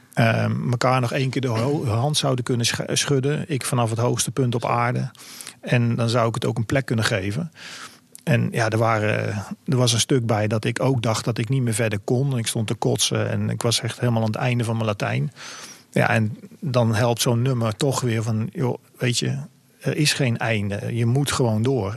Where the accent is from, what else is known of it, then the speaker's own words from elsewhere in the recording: Netherlands; ik als Nederlander